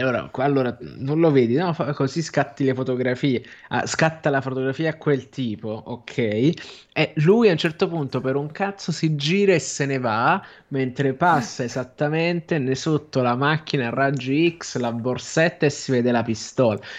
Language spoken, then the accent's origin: Italian; Naples, Campania, Italy; sono io che sono napoletano